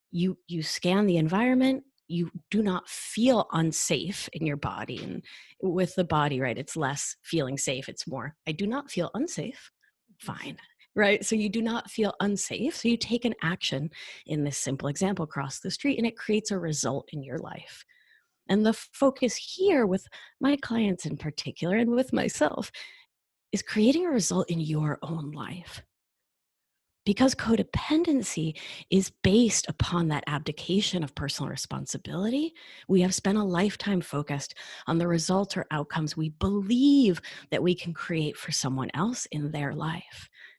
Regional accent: Argentina; moved away; I mean, I'm from Argentina and we left during the dirty war.

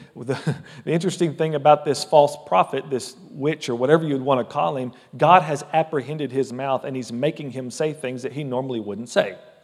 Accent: United States; I love being an American citizen

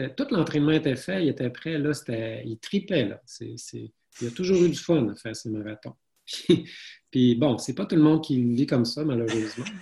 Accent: Saguenay, Quebec, Canada; je suis originaire du Saguenay

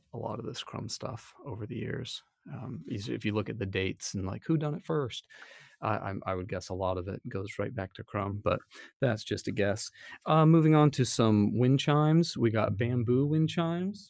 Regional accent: Utah, United States; moved away; also born or lived in West Virginia; growing up in Utah

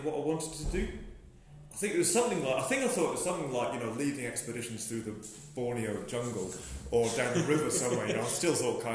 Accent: Somerset, South West England, United Kingdom; now in Fort William, United Kingdom; I was brought up in Somerset

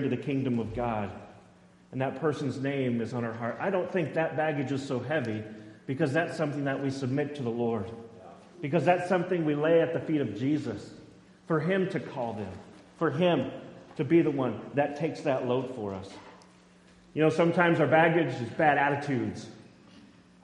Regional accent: Boise, Idaho, United States; also born or lived in McCall; growing up in Boise

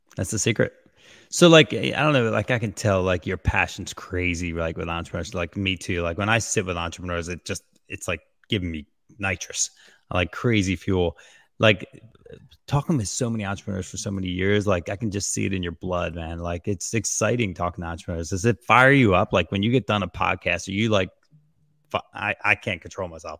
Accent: New Jersey, United States; I'm from Jersey, so I got this craziness about me

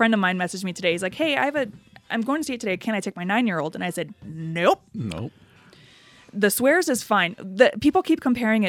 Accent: United States; as an American

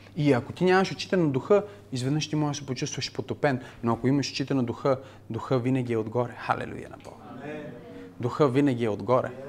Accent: Bulgaria; сме българи

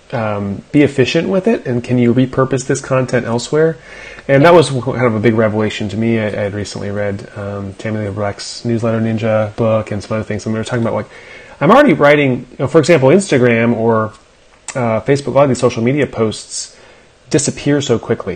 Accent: South Central Pennsylvania, United States; I grew up in Pennsylvania too

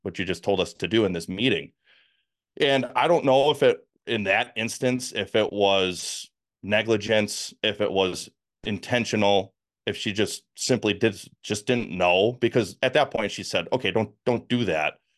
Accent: Milwaukee, Wisconsin, United States; accent: northerner; moved away as an adult; also born or lived in Kansas; born and raised in the Milwaukee, Wisconsin area.

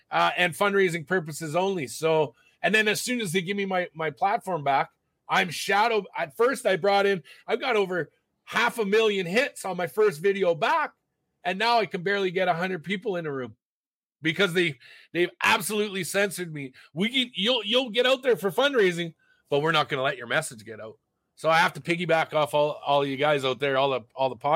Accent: Alberta, Canada; I'm from Alberta. I can't have Ontario legal aid because I'm from Alberta.

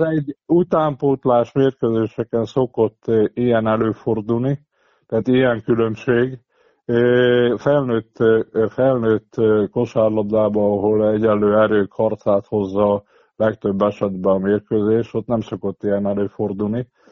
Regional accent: Körmend, Vas, Hungary; olyan városba születtem, ahol szent dolog volt a magas játékosokkal való foglalkozás. Itt különösen a legendás edző Patronai Imre, ugye körmendről van szó

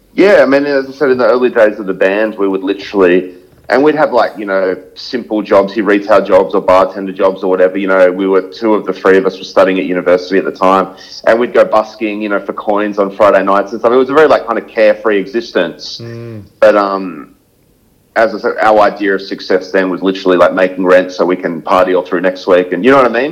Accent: Sydney, New South Wales, Australia; moved away as an adult; now in Gold Coast, Australia; born and raised in Sydney

